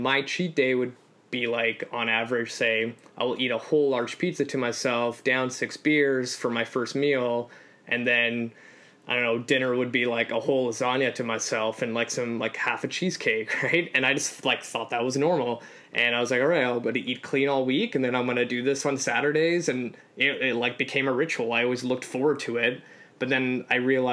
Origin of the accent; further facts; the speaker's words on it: Canada; also born or lived in Poland; I'm an immigrant. So I came to Canada from Poland at 3